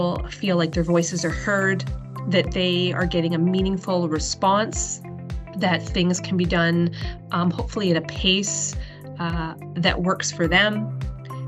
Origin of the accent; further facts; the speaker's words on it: British Columbia, Canada; moved away as an adult; also born or lived in New Zealand; now in Alberta, Canada; I wound back up in my hometown in British Columbia before ending up in Alberta